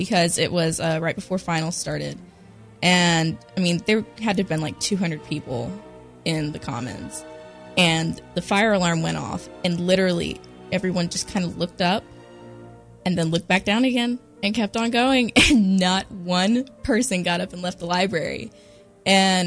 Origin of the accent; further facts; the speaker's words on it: Gastonia, North Carolina, United States; moved away as an adult; growing up in Gastonia, North Carolina